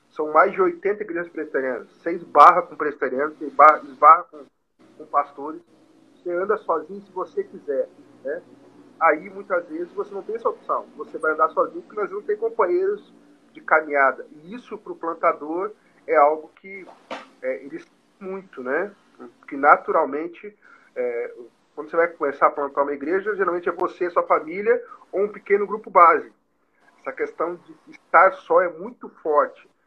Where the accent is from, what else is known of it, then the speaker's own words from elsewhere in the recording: Bagé, Rio Grande do Sul, Brazil; born there; also born or lived in Alegrete; É, por exemplo, Porto Alegre, Bagé, onde eu nasci, é mais de 400 quilômetros. Quase 500 quilômetros.